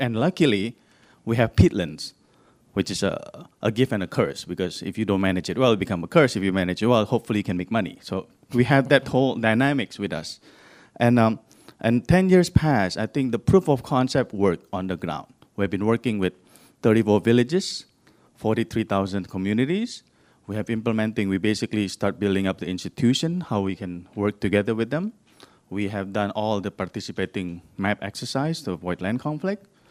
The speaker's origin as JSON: {"language": "English", "country": "Indonesia", "said": "I'm actually from Indonesia"}